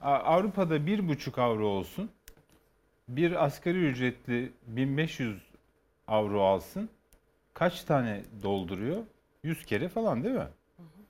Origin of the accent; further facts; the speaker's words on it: Kars, Kars Province, Turkey; moved away; ben bütün çocukluğum Kars'ta geçti